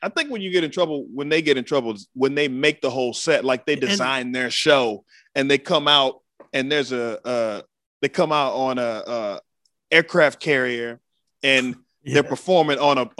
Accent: Waco, Texas, United States; being from Waco

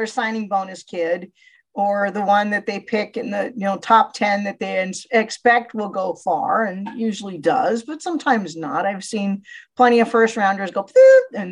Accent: Chicago, Illinois, United States; When I was a little kid, growing up in Chicago

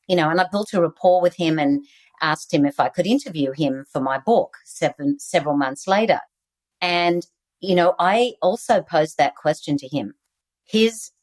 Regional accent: Australia; accent: Aussie; moved away; I still have my Aussie accent

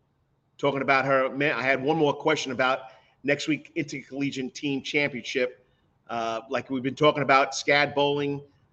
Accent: New York, United States; now in Savannah, United States; I'm from New York. I've been here for 26 years.

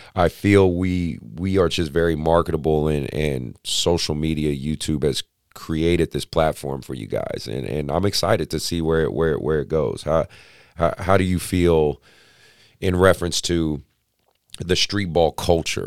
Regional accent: Oakland, California, United States; I grew up in Oakland

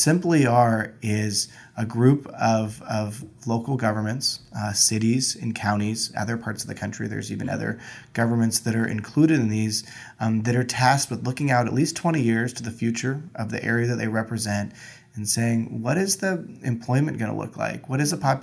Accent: Southern California, United States; I'm born and raised in Southern California

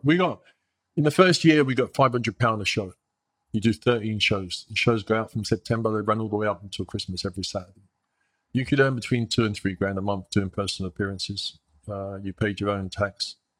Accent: New York, United States; moved away as an adult; also born or lived in England / Sweden; I grew up in New York. I grew up in New York in the eighties

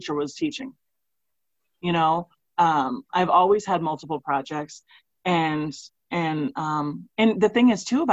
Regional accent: Missouri, United States; I'm from Missouri

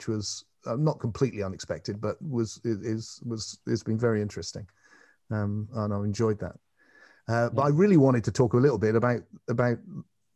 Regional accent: England, United Kingdom; I'm an Englishman

